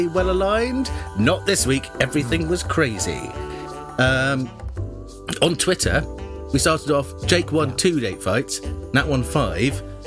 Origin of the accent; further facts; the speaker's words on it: England, United Kingdom; I'm too English